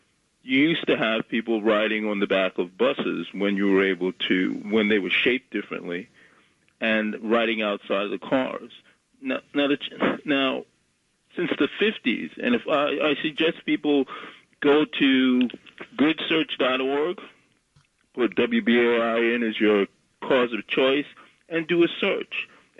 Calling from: Bronx, New York, United States

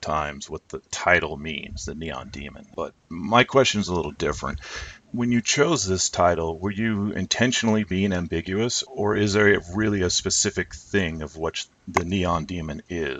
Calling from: near Phoenix, Arizona, United States; I'm calling from Arizona, near Phoenix.

